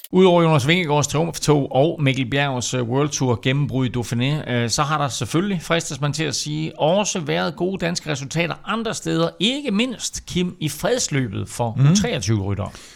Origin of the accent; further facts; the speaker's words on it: Denmark; vi som danskere